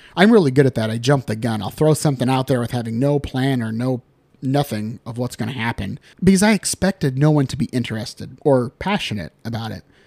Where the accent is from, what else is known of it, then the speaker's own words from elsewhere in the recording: Dunlap, Iowa, United States; also born or lived in Pisgah, Iowa / Linn County, Iowa; now in Cedar Rapids, United States; I grew up in Dunlap, thousand people or less